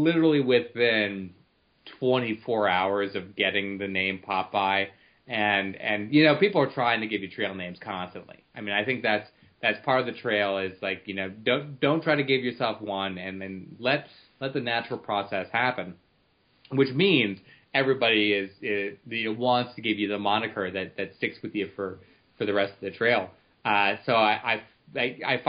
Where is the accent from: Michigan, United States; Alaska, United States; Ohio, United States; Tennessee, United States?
Ohio, United States; Cleveland; I come from Cleveland